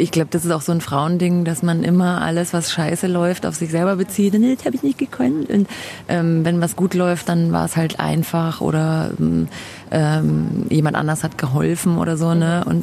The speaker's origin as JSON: {"language": "German", "town": "Munich", "region": "Bavaria", "country": "Germany", "tie": "born there", "moved": "yes", "said": "Ja, ich bin in München geboren, genau, war dann ähm, längere Zeit auch weg aus München ähm, und dann hat es mich wieder her verschlagen"}